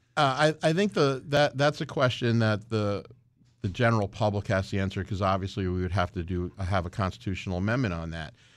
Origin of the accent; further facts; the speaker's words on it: Stratford, Connecticut, United States; in Stratford, my hometown